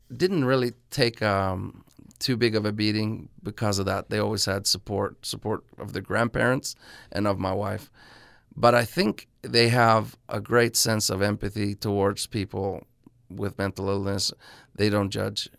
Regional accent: Norway; my hometown of Norway

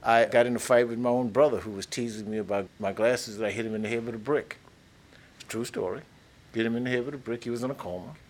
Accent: Plaquemine, Louisiana, United States; I grew up in Plaquemine from the late 40s through the 50s through the 60s

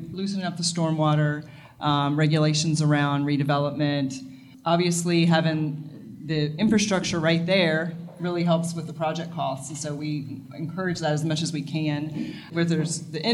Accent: Virginia, United States; now in Wilmington, United States; I grew up in Virginia

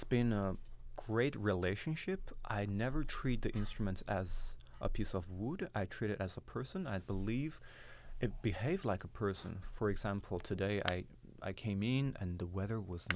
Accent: Inner Mongolia, China; now in Boston, United States; I was born in a place called Inner Mongolia

